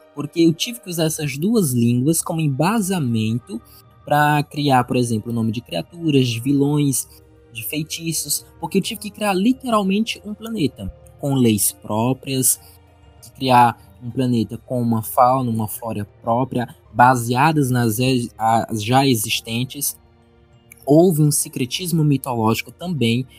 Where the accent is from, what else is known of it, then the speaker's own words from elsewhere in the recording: Northeast Region, Brazil; eu como nordestino